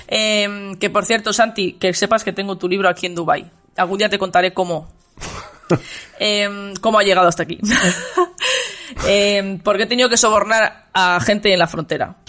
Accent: Valladolid, Castile and León, Spain; de mi tierra, de, de, Valladolid

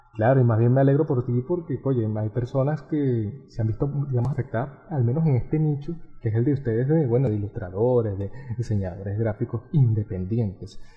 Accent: Venezuela; uno siendo venezolano

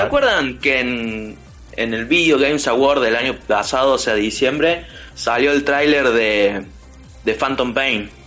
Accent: Córdoba, Argentina; accent: cordobés; los cordobeses nos vamos a comer a todos los porteños

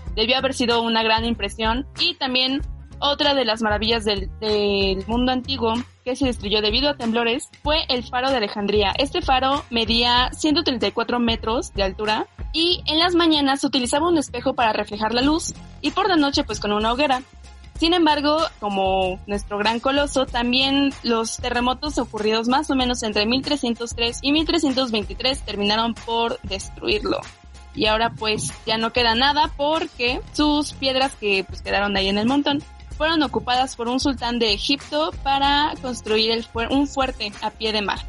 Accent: Mexico; como mexicanos yo creo que somos la el mejor, em, los que mejor saben sobre terremotos.

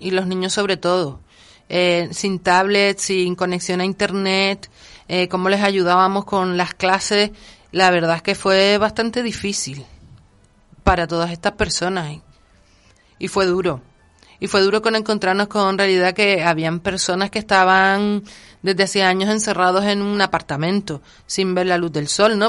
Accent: Canary Islands, Spain; yo sobre todo como canaria

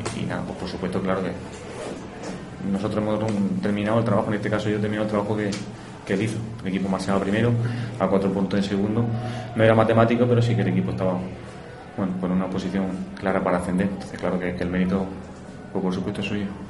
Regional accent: Linares, Andalusia, Spain; todos los que somos de aquí de Linares

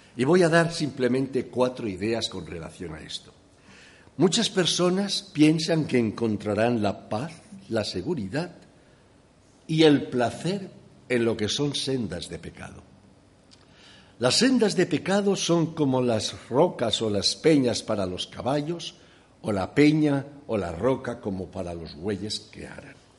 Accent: Valencia, Valencian Community, Spain; moved away; also born or lived in Llíria; yo nací en Valencia, en la parte trasera de mi casa eran campos, por eso he comido buen maíz

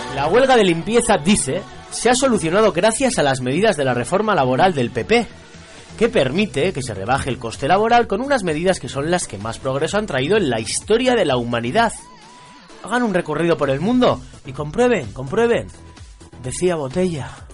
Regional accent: Barakaldo, Basque Country, Spain; un grupazo de mi pueblo de Baracaldo

